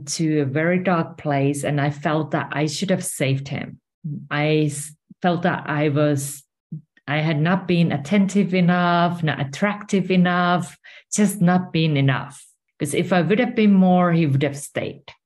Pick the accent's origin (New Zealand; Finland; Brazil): Finland; moved away as an adult; now in Spain; I'm originally from Finland and currently I'm residing in Spain